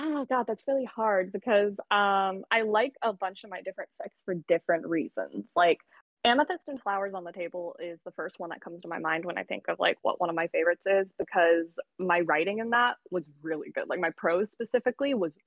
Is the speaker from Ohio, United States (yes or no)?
no; San Diego, California, United States; my hometown, San Diego